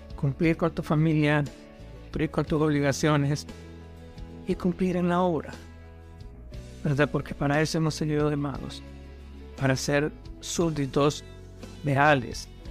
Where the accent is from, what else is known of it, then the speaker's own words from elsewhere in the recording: Honduras; now in United States; como decimos en Honduras